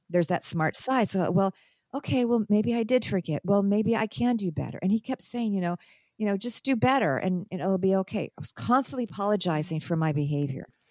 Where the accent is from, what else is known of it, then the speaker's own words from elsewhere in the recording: United States; moved away as an adult; also born or lived in Lebanon; I'm in my own country